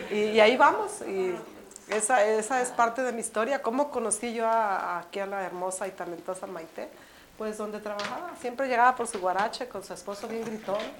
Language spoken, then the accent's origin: Spanish; Mexico City, Mexico; now in Phoenix, United States; tú y yo somos eh, pues, el DF, porque chilangos son los que vienen, nosotros somos capitalinas